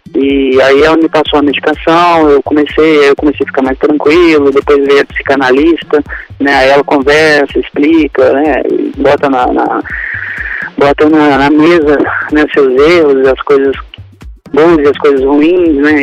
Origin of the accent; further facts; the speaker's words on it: Belo Horizonte, Minas Gerais, Brazil; accent: mineiro; sou de Belo Horizonte